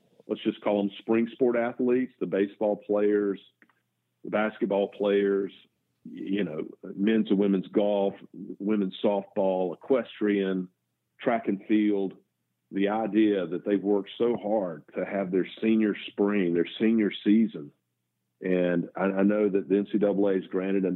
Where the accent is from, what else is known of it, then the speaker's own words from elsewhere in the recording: American South, United States; also born or lived in Canada; I am about as red-blooded American male and Southern male